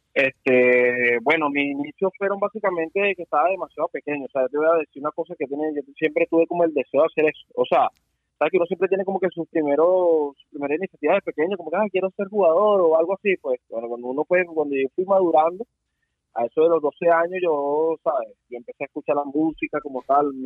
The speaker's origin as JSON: {"language": "Spanish", "country": "Venezuela", "moved": "as an adult", "lives_now": "Miami, United States", "said": "un chavo normal que estuvo trabajando en el rap venezolano"}